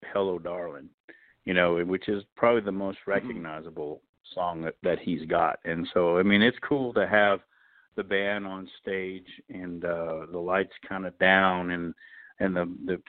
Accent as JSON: {"language": "English", "town": "Sudbury", "region": "Ontario", "country": "Canada", "tie": "born or raised there", "moved": "as an adult", "lives_now": "Nashville, United States", "said": "my hometown in Sudbury"}